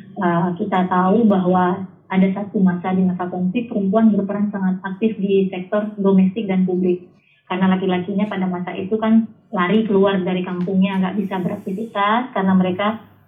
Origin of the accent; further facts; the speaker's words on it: North Aceh, Indonesia; also born or lived in Yogyakarta; now in Banda Aceh, Indonesia; saya anak Aceh Utara itu lahir dan dibesarkan Aceh Utara sampai SMA